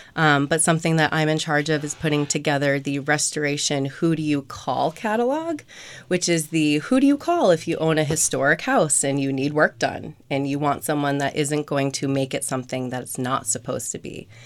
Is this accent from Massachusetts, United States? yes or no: yes; Eastham, Massachusetts, United States; also born or lived in Orleans, Massachusetts; I grew up in East Ham, um, spent the second half of my high school at Nauset